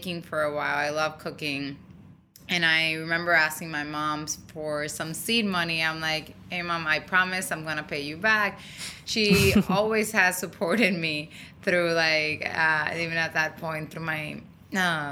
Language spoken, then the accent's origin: English; Dominican Republic; moved away; I was born and raised in Dominican Republic